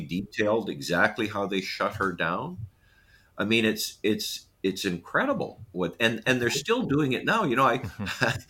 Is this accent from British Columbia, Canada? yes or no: no; Manitoba, Canada; I'm from Manitoba